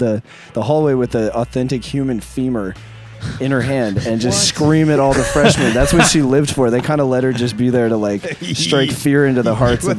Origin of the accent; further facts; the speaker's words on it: Arlington, Virginia, United States; I'm from Arlington. Arlington.